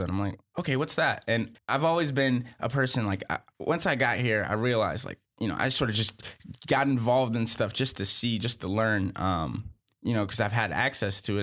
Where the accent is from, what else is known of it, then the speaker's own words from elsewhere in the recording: Charlotte, North Carolina, United States; also born or lived in Boston; I'm originally from Boston, and I grew up in Charlotte